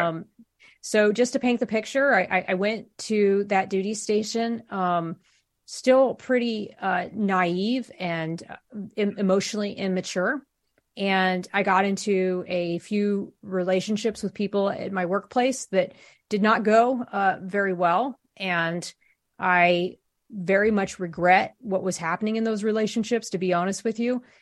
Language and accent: English; Columbus, Ohio, United States; moved away as an adult; I'm originally from Columbus, Ohio